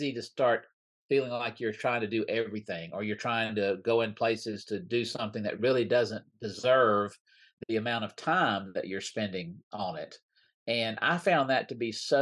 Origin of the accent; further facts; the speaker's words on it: Mississippi, United States; I grew up in Mississippi.